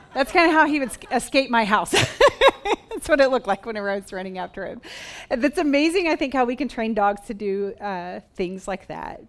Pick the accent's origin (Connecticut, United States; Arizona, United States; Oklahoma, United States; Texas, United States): Oklahoma, United States; moved away; I grew up on a farm in Oklahoma